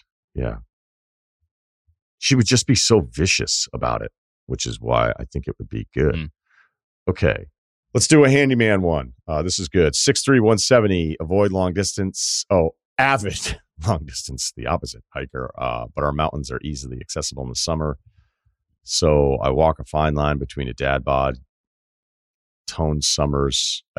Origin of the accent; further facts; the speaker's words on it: Ohio, United States; So I grew up in Ohio